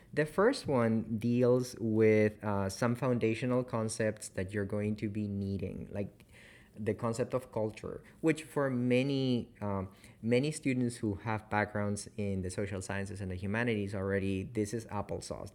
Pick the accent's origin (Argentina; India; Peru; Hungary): Peru; also born or lived in Canada; now in Chapel Hill, United States; I'm from Peru